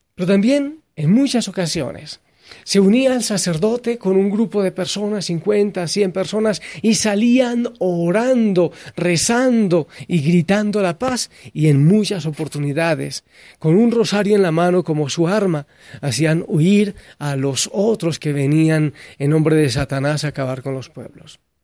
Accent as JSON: {"language": "Spanish", "country": "Colombia", "tie": "born or raised there", "said": "el país en el que yo nací, en Colombia"}